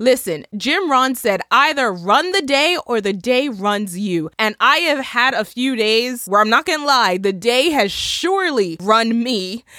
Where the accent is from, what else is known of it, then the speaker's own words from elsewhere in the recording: Bermuda; my home country in Bermuda